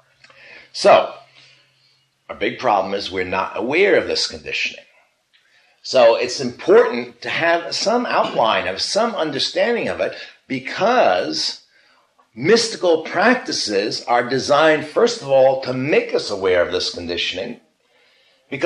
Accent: United States; I'm an American. I'm not Chinese

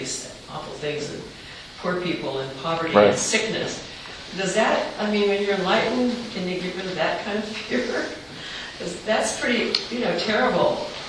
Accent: United States; as an American that hasn't gone through a lot of things

